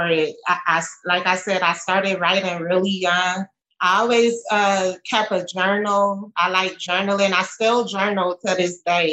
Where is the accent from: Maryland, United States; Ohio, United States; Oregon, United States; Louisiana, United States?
Louisiana, United States; New Orleans; I'm from New Orleans